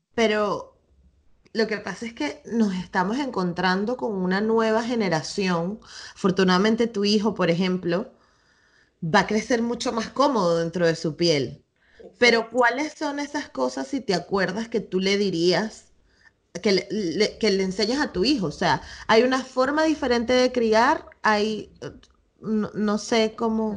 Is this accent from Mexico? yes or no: no; Venezuela; now in Spain; yo crecí bailando tambores y en Venezuela